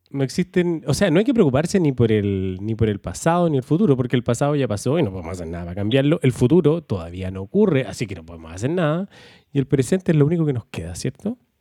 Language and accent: Spanish; Valdivia, Los Ríos, Chile; moved away as an adult; also born or lived in Santiago; yo soy de Valdivia, me fui hace veintitantos años a vivir a Santiago, ya estoy de vuelta en Valdivia